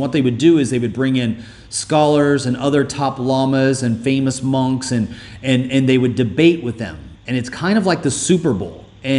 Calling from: Dubai, United Arab Emirates; And I'm doing this podcast with you. I'm calling you from Dubai.

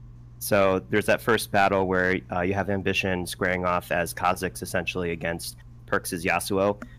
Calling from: Newington, Connecticut, United States; I'm calling from Newington, Connecticut.

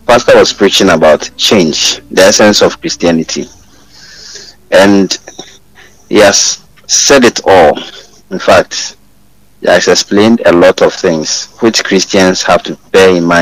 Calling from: Kokobin, Ashanti, Ghana; I'm … calling from Kokobin.

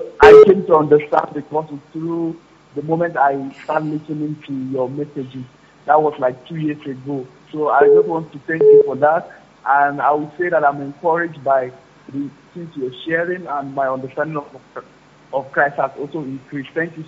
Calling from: Cyprus; I'm calling from Cyprus.

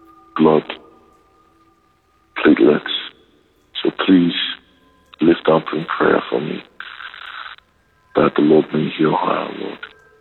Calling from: Nigeria; And calling from Nigeria.

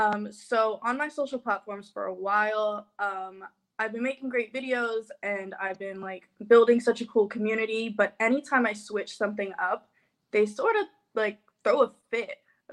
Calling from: Los Angeles, California, United States

